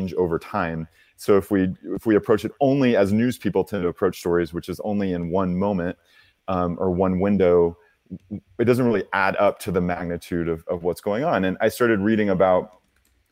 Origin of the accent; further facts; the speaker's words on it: Oklahoma, United States; I'm from Oklahoma. I'm from a very conservative place